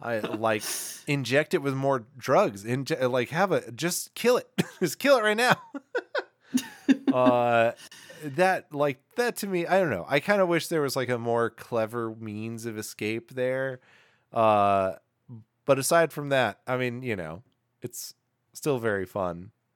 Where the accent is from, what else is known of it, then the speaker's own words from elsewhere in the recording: Newark, New Jersey, United States; I'm from Newark. I don't know how to do a Newark, New accent